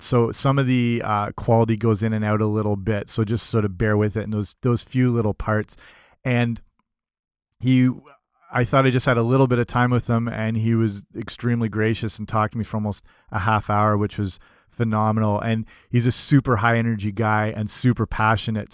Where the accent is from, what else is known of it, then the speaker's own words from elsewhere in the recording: Canada; I'm I'm Canadian